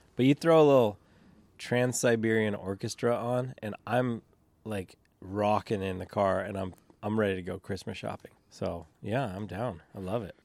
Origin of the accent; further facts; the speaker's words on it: St. Helens, Oregon, United States; I grew up in Saint Helens